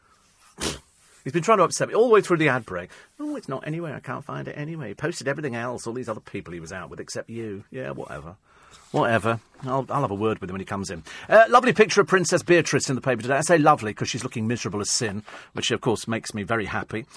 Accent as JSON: {"language": "English", "country": "United Kingdom", "said": "the Brits, we"}